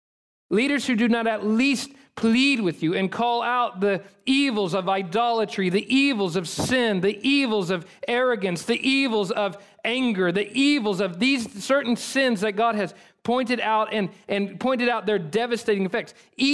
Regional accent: United States; we as American people

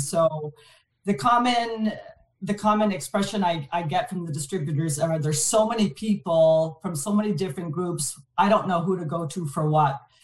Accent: Montreal, Quebec, Canada; first language French; English is a second language; moved away as an adult; now in Vancouver, Canada; born and raised in Montreal, my, my parents actually come from France. So uh, I'm first generation Canadian. So didn't know a word of English up until kindergarten

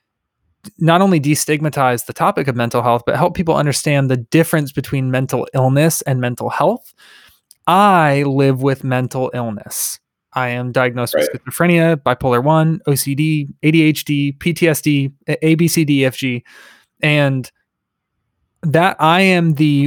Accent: Tampa, Florida, United States; I grew up in Tampa in an abusive environment

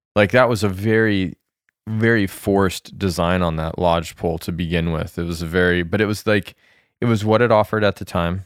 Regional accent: Colorado, United States; moved away; growing up in Colorado, although I grew up in the middle of the Rockies

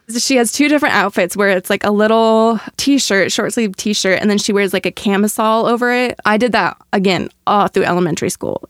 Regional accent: Kansas City, Midwest, United States; I'm from the Midwest

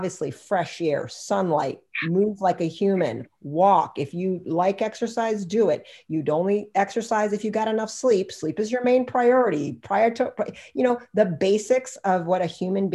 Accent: United States; I'm freaking American

